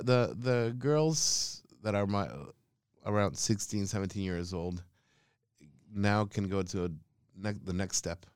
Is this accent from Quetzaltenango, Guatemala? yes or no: yes; Quetzaltenango, Guatemala; moved away as an adult; also born or lived in Spain; now in Australia; hometown is called Quetzaltenango, but the other indigenous name for it is Chela Who